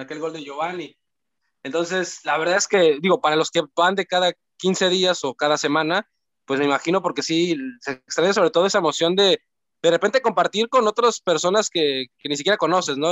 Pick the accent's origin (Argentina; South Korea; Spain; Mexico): Mexico; Cancún, Quintana Roo; yo soy de Cancún